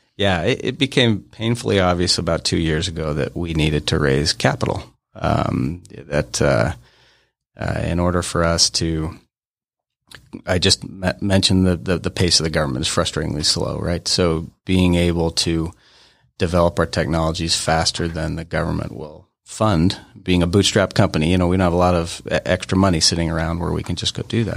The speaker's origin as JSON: {"language": "English", "town": "Ogden", "region": "Utah", "country": "United States", "tie": "born or raised there", "also_born_or_lived": "Denver, Colorado", "said": "I grew up in Ogden, Utah"}